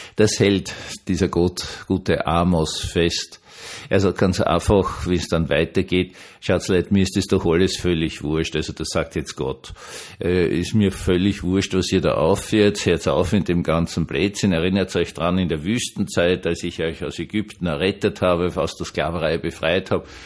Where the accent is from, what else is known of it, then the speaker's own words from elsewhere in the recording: Vienna, Austria; als Wiener